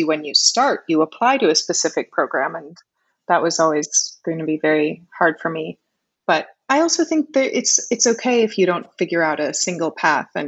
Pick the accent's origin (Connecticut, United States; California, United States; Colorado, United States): Connecticut, United States; also born or lived in New York City; now in Puerto Rico; I was born in New York City, and I grew up in Connecticut